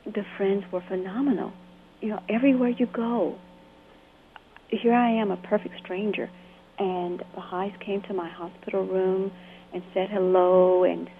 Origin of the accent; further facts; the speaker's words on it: Camp Hill, Alabama, United States; moved away as an adult; also born or lived in California; In my hometown in Alabama, I was fairly isolated